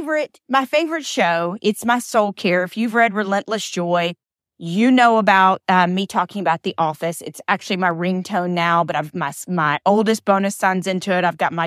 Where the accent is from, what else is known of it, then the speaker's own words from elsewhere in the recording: Atlanta, Georgia, United States; born there; also born or lived in Alabama; I was born in Atlanta. I'm a Grady baby, right down the street from the new Falcons Stadium. And then spent a lot of time in Alabama and kind of all over being a military brat.